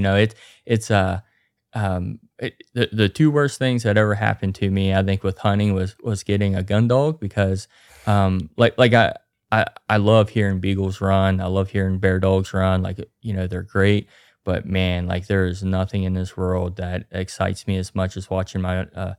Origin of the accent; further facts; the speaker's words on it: Grafton, West Virginia, United States; I'm here from Grafton, West Virginia, born and raised.